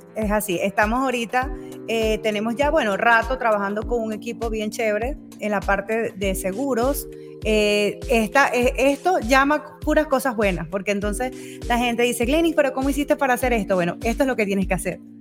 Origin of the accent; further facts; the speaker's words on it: Maracay, Aragua, Venezuela; moved away as an adult; also born or lived in Zaraza, Guárico, Venezuela; now in Utah, United States; nací en el estado Guárico, soy saraseña, eh, de Sarasa. Eh, allí estuve hasta los ocho años. Luego mis padres decidieron mudarnos, mudarnos pues todos a, a Maracay, estado Aragua. Y bueno, allí estuve